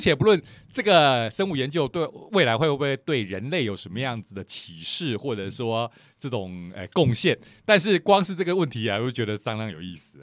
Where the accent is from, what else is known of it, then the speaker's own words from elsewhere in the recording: Lukang, Changhua County, Taiwan; 虽然我跟石老师都是鹿港人，但是我是，呃，小时候长大的时候，还是在鹿港